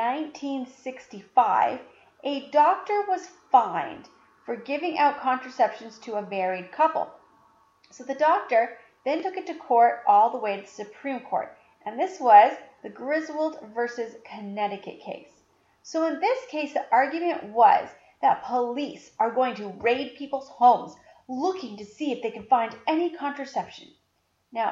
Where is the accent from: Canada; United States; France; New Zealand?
Canada; I'm Canadian.